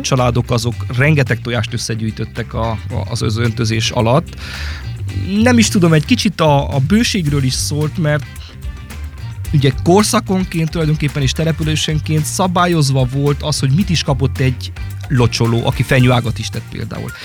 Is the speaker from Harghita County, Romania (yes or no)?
no; Sáromberke, Mureș County, Romania; a saját szülőfalumban, Sáronbergként